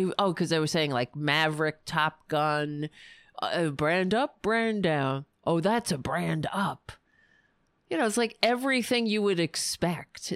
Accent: New York, United States; I'm from New York.

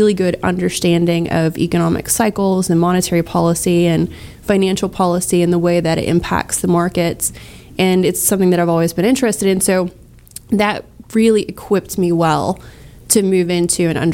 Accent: Galveston County, Texas, United States; I grew up in Galveston County, and I love the area.

